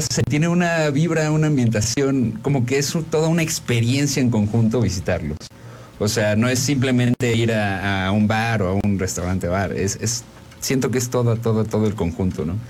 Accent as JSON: {"language": "Spanish", "country": "Mexico", "said": "En México adoptamos, abrazamos la comida de otros países"}